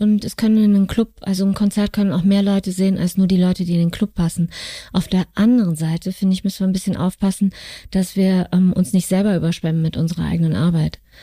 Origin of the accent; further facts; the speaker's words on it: North Hesse, Germany; moved away; also born or lived in Cologne; Ich komme aus Nordhessen, aus einer kleinen Stadt südlich von Kassel